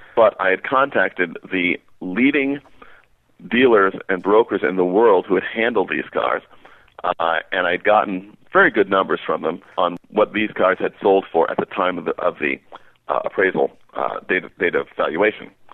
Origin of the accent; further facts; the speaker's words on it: New York City, New York, United States; moved away; also born or lived in northern New Jersey; I was born in New York City in Manhattan and uh, grew up in Queens, borough of New York.